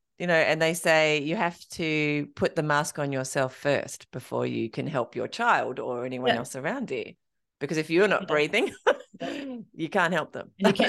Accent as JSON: {"language": "English", "country": "Australia", "said": "even as an Australian runner, that's a big goal."}